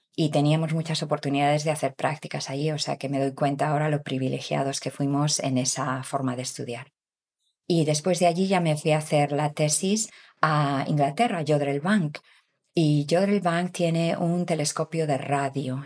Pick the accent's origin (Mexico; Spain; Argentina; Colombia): Spain; Galicia; moved away as an adult; also born or lived in England / Canada; soy de Galicia, del norte de España, donde está Santiago de Compostela